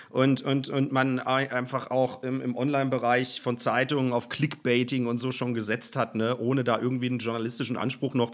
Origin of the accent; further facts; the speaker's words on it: Hesse, Germany; also born or lived in Cologne; now in Hamburg, Germany; bin ja aus Hessen, bin dann nach Köln und bin dann nach Hamburg